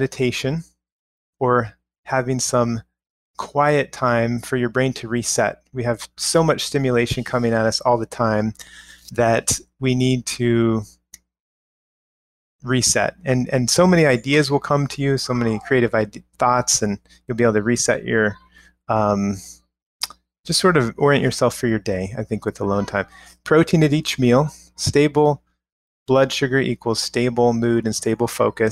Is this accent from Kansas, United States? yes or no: yes; Kansas, United States; I'm from Kansas. My parents were into it.